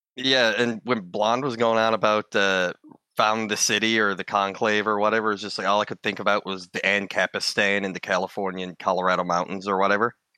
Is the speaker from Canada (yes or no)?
yes; Newfoundland and Labrador, Canada; here in Canada, because I'm from Newfoundland